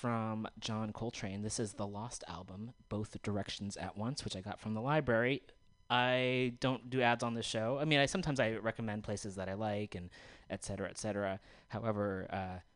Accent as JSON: {"language": "English", "area": "Bay Area", "region": "California", "country": "United States", "tie": "born or raised there", "said": "growing up, even in the Bay Area for most of it"}